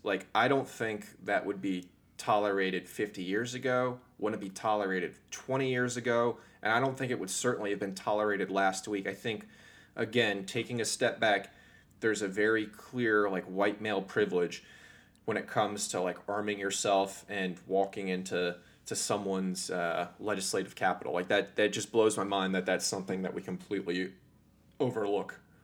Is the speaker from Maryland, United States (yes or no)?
no; Northern Virginia, United States; I grew up in Northern Virginia.